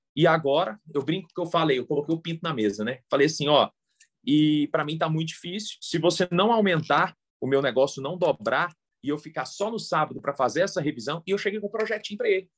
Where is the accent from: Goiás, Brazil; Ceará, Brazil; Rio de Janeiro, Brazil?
Goiás, Brazil; Goiânia; moved away as an adult; also born or lived in Brasília; eu sou de Goiânia e passei em Brasília